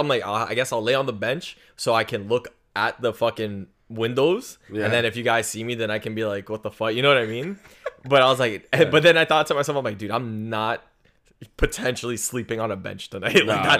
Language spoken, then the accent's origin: English; Canada; I'm Canadian.